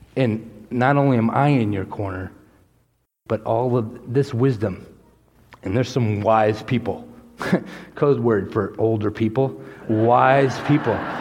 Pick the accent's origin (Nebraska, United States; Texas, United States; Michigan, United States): Texas, United States; I was born in Texas